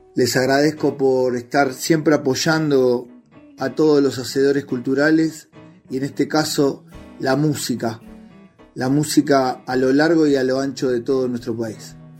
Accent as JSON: {"language": "Spanish", "region": "Buenos Aires", "country": "Argentina", "tie": "born or raised there", "moved": "as an adult", "lives_now": "San Martín de los Andes, Argentina", "said": "Soy oriundo de Buenos Aires, exactamente del gran barrio del Doc"}